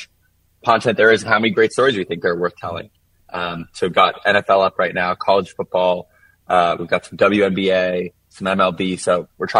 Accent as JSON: {"language": "English", "region": "South Florida", "country": "United States", "tie": "born or raised there", "said": "I grew up in South Florida, and I'm a Dolphins fan"}